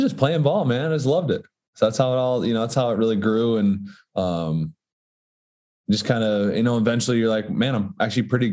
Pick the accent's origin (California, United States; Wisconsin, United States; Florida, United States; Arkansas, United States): Wisconsin, United States; Darlington; I grew up in Darlington, Wisconsin, which is a small school